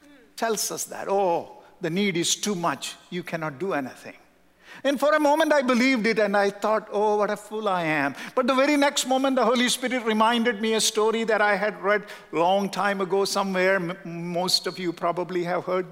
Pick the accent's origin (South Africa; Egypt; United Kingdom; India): India; South India; moved away; also born or lived in Southern California; We are from South India.